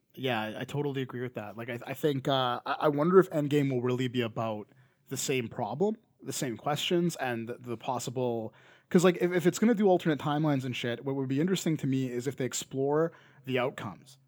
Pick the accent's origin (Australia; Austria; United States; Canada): Canada; accent: Canadian; not every Canadian says A as much as